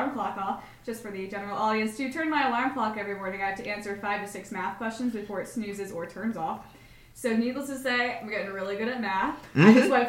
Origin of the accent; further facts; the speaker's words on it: Lancaster, Pennsylvania, United States; my hometown, the Lancaster area